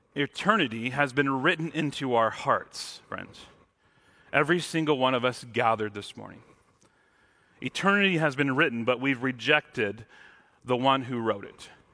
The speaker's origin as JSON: {"language": "English", "town": "Mount Morris", "region": "Michigan", "country": "United States", "tie": "born or raised there", "moved": "yes", "lives_now": "Washington, United States", "said": "growing up in Michigan, I, I grew up in the town called Mount Morris, which had no mounts"}